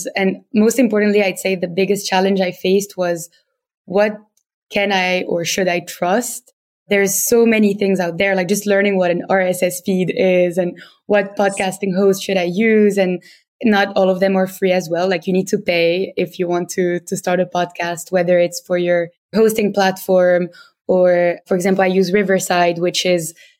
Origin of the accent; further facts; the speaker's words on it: Tunisia; accent: French; English is a second language; moved away as an adult; now in London, United Kingdom; I'm originally from Tunisia. So if you have any French-speaking listeners, they will probably spot my French accent when I'm speaking in English